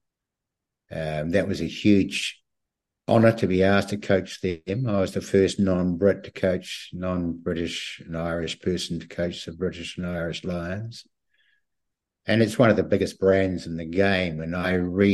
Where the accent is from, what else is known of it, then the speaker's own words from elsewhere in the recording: Christchurch, Canterbury, New Zealand; moved away; also born or lived in Auckland; I was born and bred in Christchurch